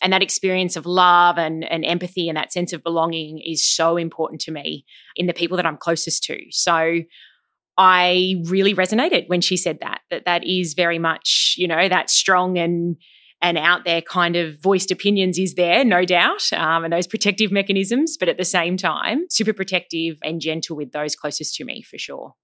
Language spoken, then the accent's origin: English; Sydney, New South Wales, Australia; also born or lived in Melbourne; I was born in Sydney, but we actually moved to Melbourne for four years for my dad's work. And we moved back to Sydney in term four of year two.